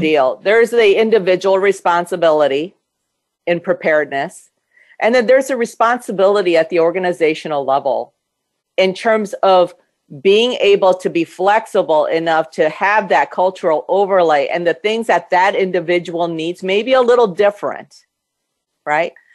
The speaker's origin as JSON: {"language": "English", "country": "United States", "tie": "born or raised there", "also_born_or_lived": "Korea", "said": "I grew up here in this yeah. country since I was eight"}